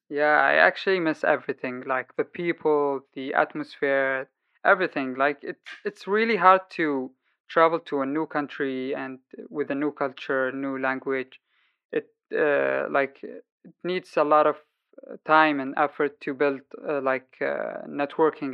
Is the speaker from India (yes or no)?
no; Sana'a, Amanat Al Asimah, Yemen; moved away as an adult; now in Germany; lived my whole life in Yemen, Sana'a, the capital city. And uh, five years ago, I left the country after the war outbreak